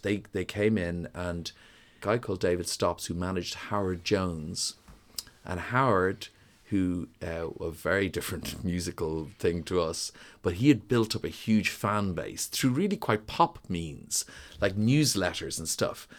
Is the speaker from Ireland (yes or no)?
yes; Dublin, Leinster, Ireland; also born or lived in New York / London; I grew up in Donnybrook